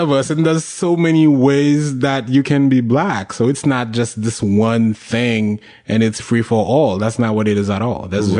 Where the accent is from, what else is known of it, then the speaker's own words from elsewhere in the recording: Haiti; English is a second language; moved away as an adult; now in New York, United States; I grew up in a country where most people are black.